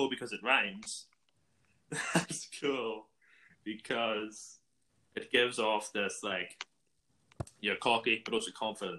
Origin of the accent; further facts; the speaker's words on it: Ireland; I'm from Ireland and over here a warm day is as common as a comet.